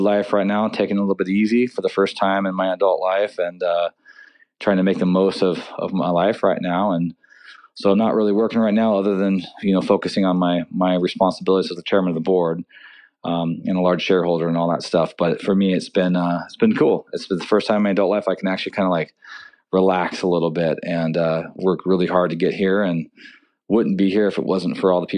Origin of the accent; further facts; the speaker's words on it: Seattle, Washington, United States; Born and raised in Seattle.